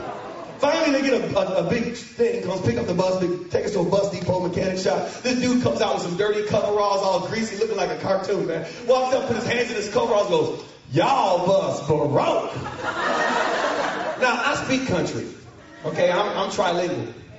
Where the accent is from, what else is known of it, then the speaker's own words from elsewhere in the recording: Grand Rapids, Michigan, United States; I grew up in Grand Rapids, Michigan. My dad was a military Air Force veteran, and we traveled all over the world, and finally we settled in Michigan.